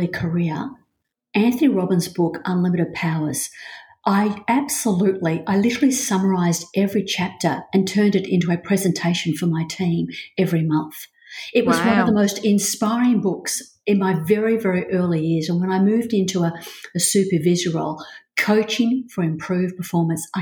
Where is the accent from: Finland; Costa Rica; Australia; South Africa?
Australia; Melbourne, Victoria; moved away as an adult; also born or lived in Hong Kong; I'm a Melbourne girl, Australia, Melbourne through and through